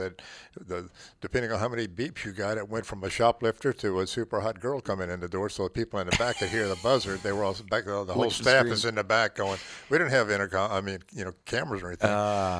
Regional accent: the South, United States; So I could be easily classified because I was born in the South, raised in the South, white privilege, all that stuff.

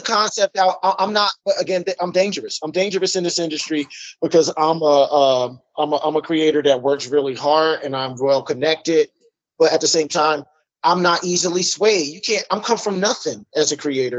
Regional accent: Trenton, New Jersey, United States; I'm born and raised in Mercer County, Trenton, New Jersey

